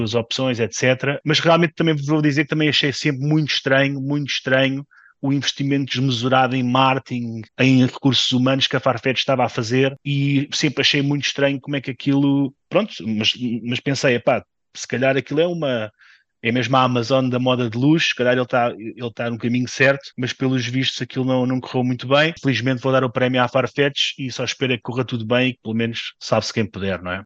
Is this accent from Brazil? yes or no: no; Portugal; enquanto português